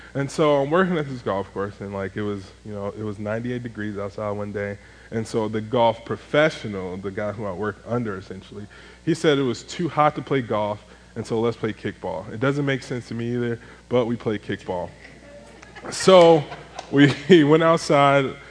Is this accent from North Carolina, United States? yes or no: no; Chicago, Illinois, United States; moved away as an adult; also born or lived in Greenville; I'm from Chicago